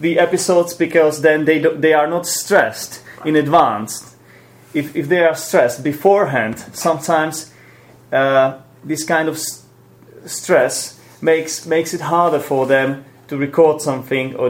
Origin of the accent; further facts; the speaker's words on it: Poděbrady, Central Bohemian Region, Czechia; Jirka is from Poděbrady, and so am